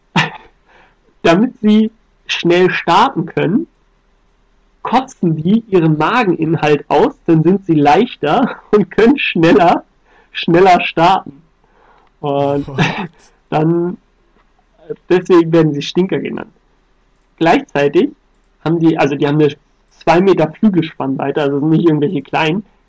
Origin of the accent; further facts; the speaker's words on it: Germany; als Deutscher